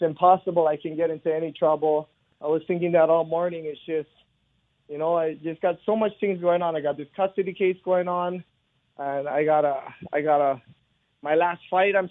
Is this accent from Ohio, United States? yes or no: no; Hawaii, United States; I grew up in Hawaii in the 80s.